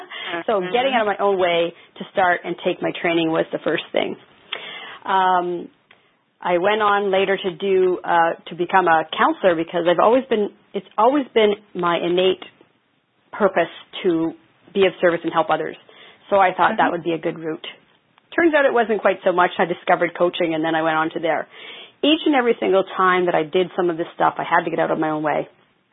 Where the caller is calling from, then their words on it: Nanaimo, British Columbia, Canada; Nanaimo, British Columbia. It's like the Nanaimo Bar.